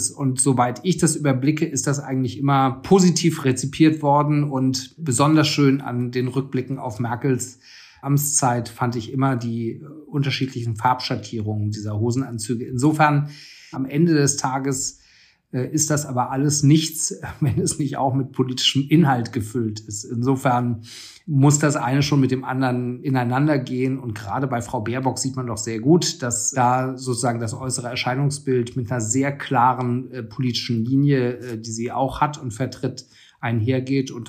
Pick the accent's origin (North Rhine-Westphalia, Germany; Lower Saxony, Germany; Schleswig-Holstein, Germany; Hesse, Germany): Hesse, Germany; Frankfurt; born or raised there